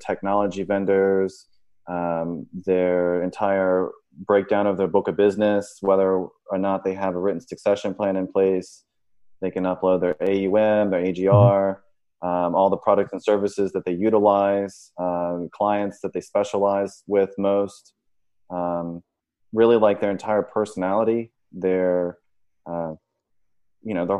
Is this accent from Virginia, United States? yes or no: yes; Richmond, Virginia, United States; now in Miami Beach, United States; I'm originally from Richmond, Virginia